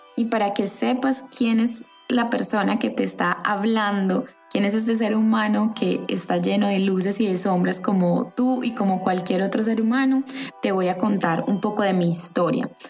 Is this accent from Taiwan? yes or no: no; Colombia; moved away as an adult; now in France; estoy creando nuevas bases en un país diferente al que nací. Yo soy colombiana y estoy viviendo en Francia.